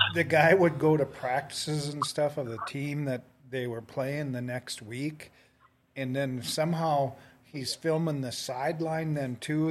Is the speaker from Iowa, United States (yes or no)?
no; North Dakota, United States; I was from North Dakota